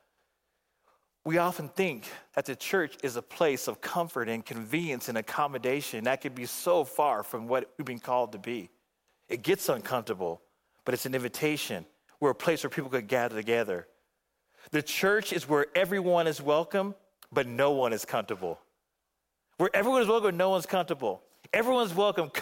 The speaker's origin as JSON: {"language": "English", "town": "Phoenix", "region": "Arizona", "country": "United States", "said": "back in Phoenix"}